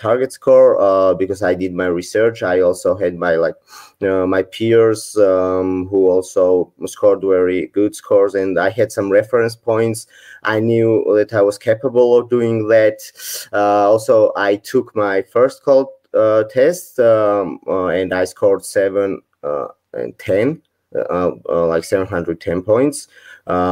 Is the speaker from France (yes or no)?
no; Georgia; I'm from Georgia originally, and I still live here